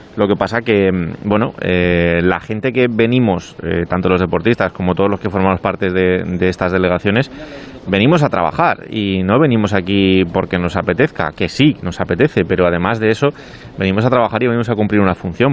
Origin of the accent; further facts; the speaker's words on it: Spain; somos españoles